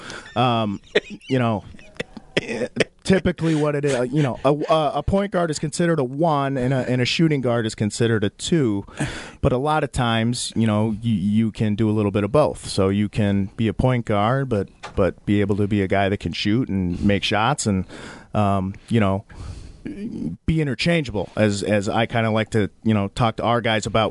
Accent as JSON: {"language": "English", "region": "Minnesota", "country": "United States", "tie": "born or raised there", "also_born_or_lived": "Wisconsin / Bronx, New York", "said": "third grade, we moved to Minnesota. um, and that's where I basically grew up"}